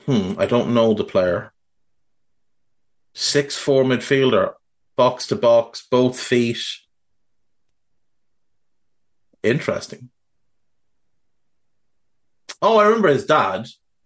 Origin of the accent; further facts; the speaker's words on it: Navan, Leinster, Ireland; my hometown of Navan